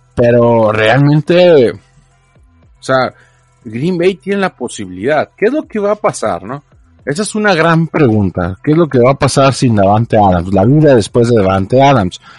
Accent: Mexico

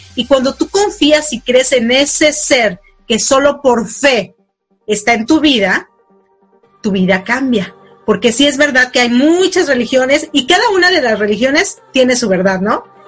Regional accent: Mexico; now in United States; bueno, allá en México, porque yo estoy en Estados Unidos

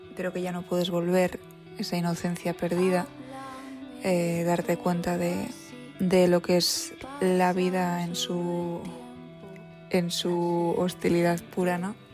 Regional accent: San Sebastián, Basque Country, Spain; soy de Donosti

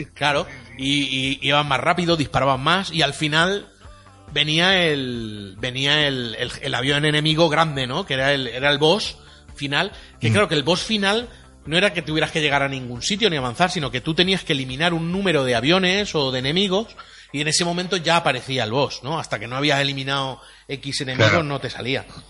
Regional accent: Elda, Valencian Community, Spain; aquí en Elda, ¿eh? en mi pueblo

